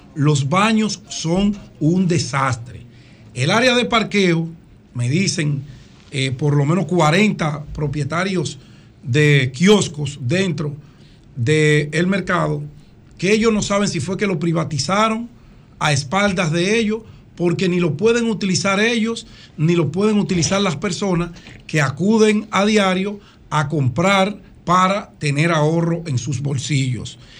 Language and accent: Spanish; Dominican Republic; mi infancia y mi juventud en la Agustinita